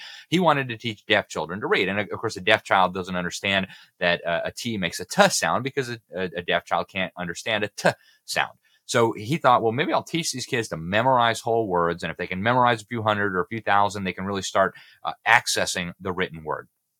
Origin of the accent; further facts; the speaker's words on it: Mexico City, Mexico; I went to a French school in Mexico City, and I still remember like yesterday, my first grade and my second grade teacher drilling us with the sounds of the letter. And it was in Spanish and French